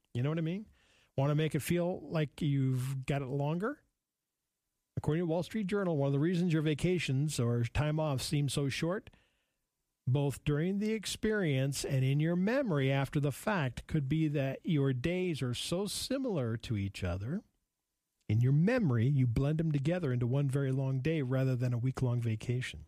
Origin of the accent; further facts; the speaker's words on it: outside of Billings, Montana, United States; growing up outside of Billings